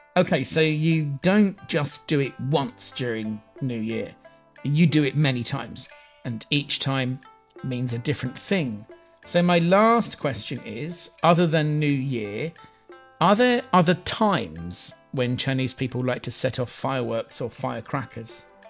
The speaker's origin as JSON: {"language": "English", "region": "England", "country": "United Kingdom", "tie": "born or raised there", "said": "Growing up in England"}